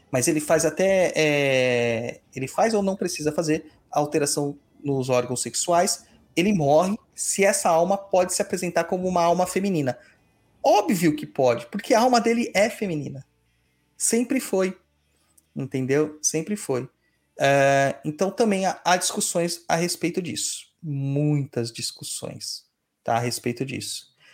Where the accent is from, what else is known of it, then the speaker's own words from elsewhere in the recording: São Paulo, Brazil; a gente vem de São Mateus, que é o canto do canto da cidade.